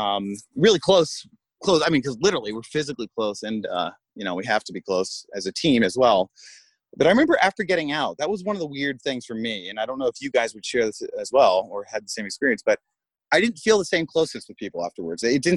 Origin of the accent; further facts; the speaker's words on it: United States; because he's American. I'm American too. I just make us look bad.